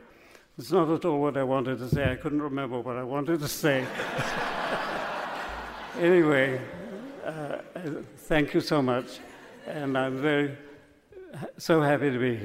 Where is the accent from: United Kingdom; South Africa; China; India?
United Kingdom; England; now in Mississippi, United States; my home country, England.